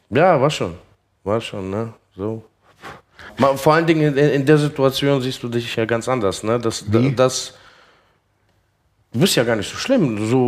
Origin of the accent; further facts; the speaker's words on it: Russia; man ist auch so im Kreis groß geworden, ne? Da war ja, kommen wir aus Russland, Russlanddeutsche, ne?